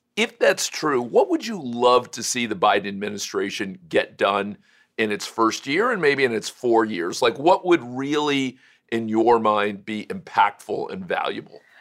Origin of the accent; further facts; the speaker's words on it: Florida, United States; also born or lived in Cleveland, Ohio / Kalamazoo, Michigan; Florida, my home state